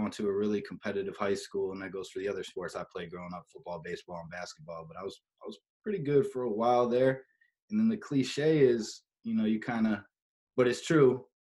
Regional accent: Cleveland, Ohio, United States; moved away as an adult; now in Miami, United States; So I grew up in Cleveland.

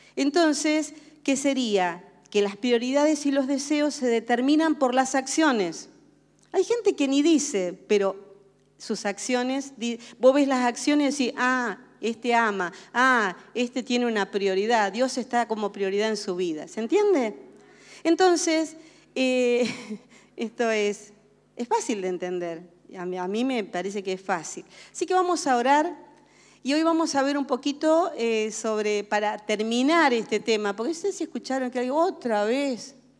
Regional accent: Argentina; nacimos en Argentina y ustedes saben que los argentinos tenemos una cultura muy arraigada, somos reargentinazos

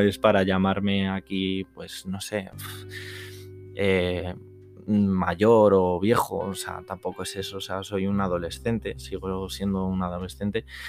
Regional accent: Madrid, Community of Madrid, Spain; soy de Madrid, de la Comunidad de Madrid

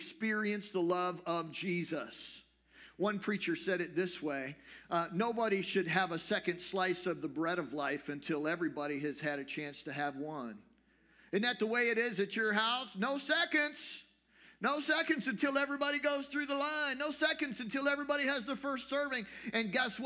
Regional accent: United States; as an American

